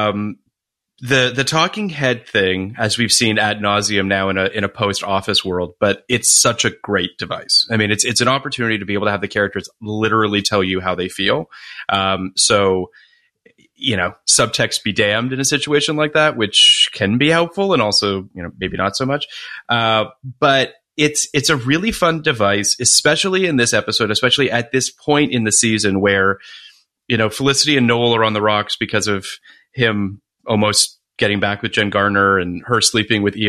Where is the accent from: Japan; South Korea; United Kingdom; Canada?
Canada; Toronto, Ontario; I grew up in Toronto